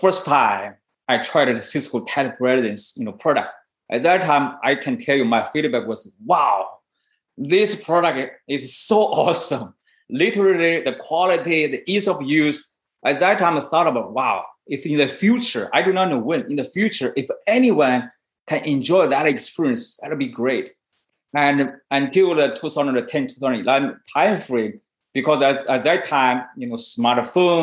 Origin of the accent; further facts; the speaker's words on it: China; moved away as an adult; now in Silicon Valley, United States; I was born in China. And I moved to Silicon Valley in 1997